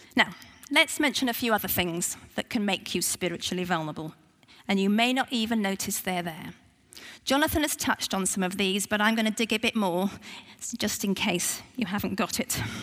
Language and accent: English; United Kingdom; I'm very British